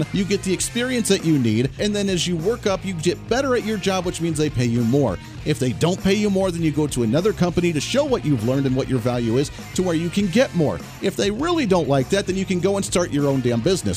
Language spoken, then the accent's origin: English; Colorado, United States; moved away; I come from Colorado